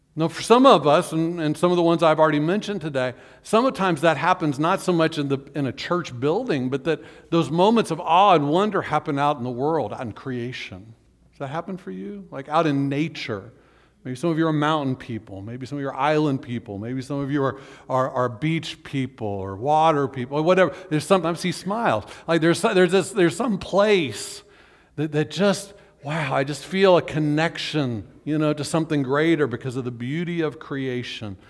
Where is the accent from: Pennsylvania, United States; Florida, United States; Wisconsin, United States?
Florida, United States; Orlando; when I was growing up in Orlando